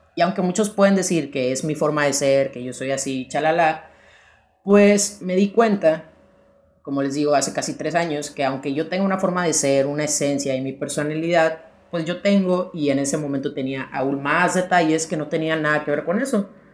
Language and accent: Spanish; Sonora, Mexico; moved away as an adult; also born or lived in León, Guanajuato; now in Spain; soy de Sonora, vivo en León